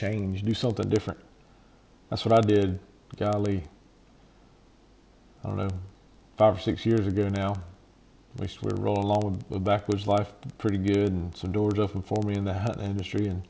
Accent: Georgia, United States; our home state, my home state

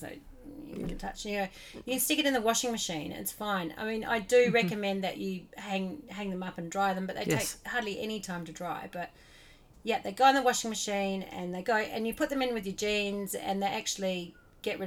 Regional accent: Australia; now in New Zealand; I grew up in Australia and we came over to like New Zealand

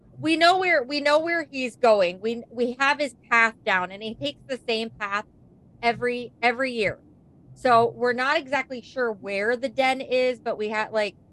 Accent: New York, United States; I'm from New York

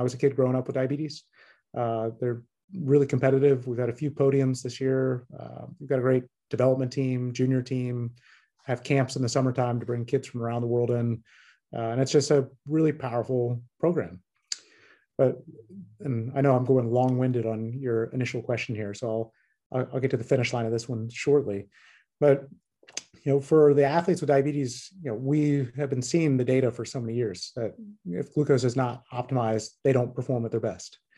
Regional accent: Tallahassee, Florida, United States; I grew up in Tallahassee, Florida

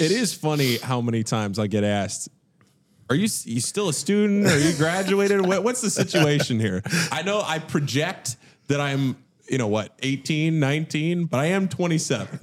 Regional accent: Northern Virginia, United States; now in Cincinnati, United States; I'm born and raised in Northern Virginia, about fifteen miles outside of D C.

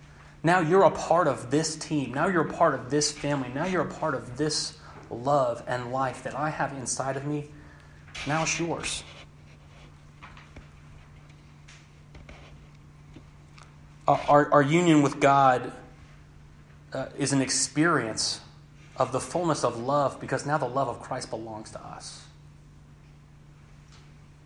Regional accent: Knoxville, Tennessee, United States; moved away; I'm from Knoxville, Tennessee

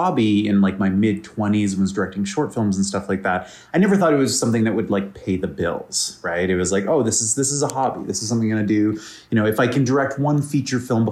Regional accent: Vancouver, British Columbia, Canada; I'm from Vancouver, Canada

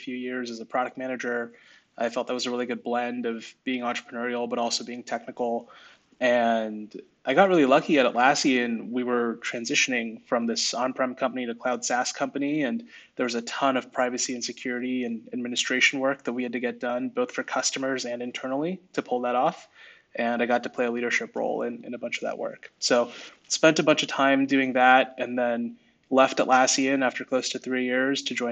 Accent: Bay Area, California, United States; I grew up in the Bay Area.

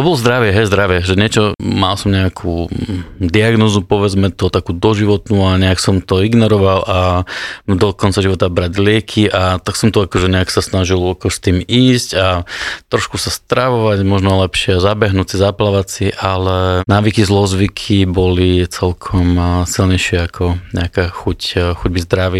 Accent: Rosina, Žilina Region, Slovakia; som vyrastal v, v Rosine, pri Žilvine

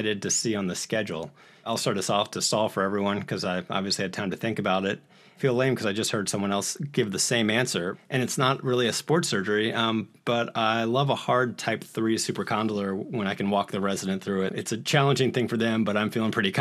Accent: New Orleans, Louisiana, United States; I grew up here in New Orleans, so I'm sort of back home where I'm practicing

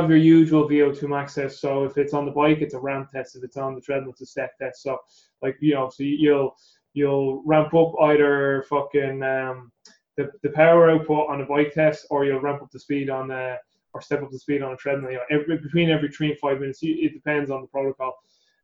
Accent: Ireland; I'm Irish, and that our main religion is Catholicism

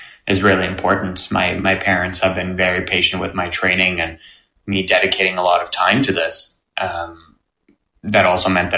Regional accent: near Toronto Pearson, Ontario, Canada; my house growing up near Toronto Pearson

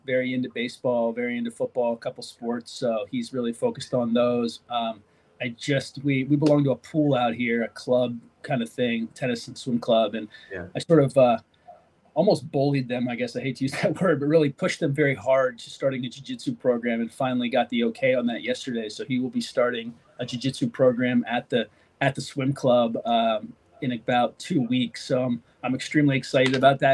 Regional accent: York, Pennsylvania, United States; moved away as an adult; also born or lived in Washington, D.C. area; now in California, United States; I grew up in York, Pennsylvania, right in between Harrisburg and Baltimore

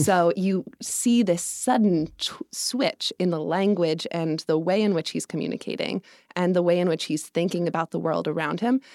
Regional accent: Evergreen, Colorado, United States; now in New York City, United States; I'm from Colorado. I grew up in a small mountain town just west of Denver, up in the foothills

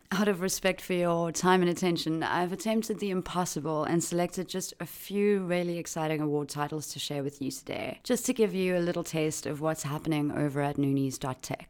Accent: South Africa; my home country of South Africa

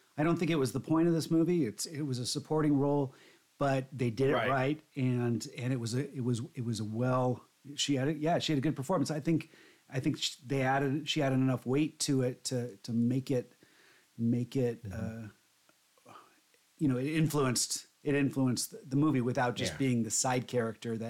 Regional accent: Southern California, United States; moved away; I grew up in Southern California.

